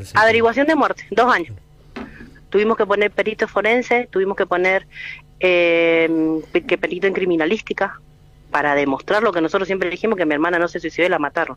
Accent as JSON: {"language": "Spanish", "region": "Mendoza", "country": "Argentina", "said": "nosotros somos de Mendoza"}